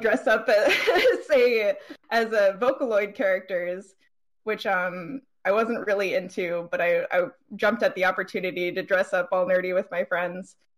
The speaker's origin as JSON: {"language": "English", "region": "East Coast", "country": "United States", "said": "I'm a cosplayer from the East Coast."}